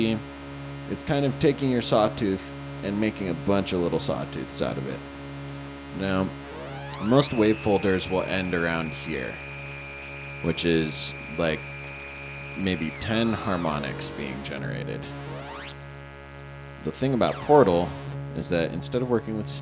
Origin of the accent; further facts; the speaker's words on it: Northern California, United States; moved away as an adult; now in Los Angeles, United States; I grew up in NorCal